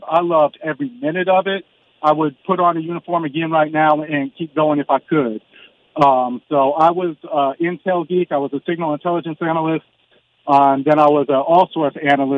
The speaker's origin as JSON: {"language": "English", "town": "Sacramento", "region": "California", "country": "United States", "moved": "yes", "lives_now": "San Antonio, United States", "said": "I'm from Sacramento"}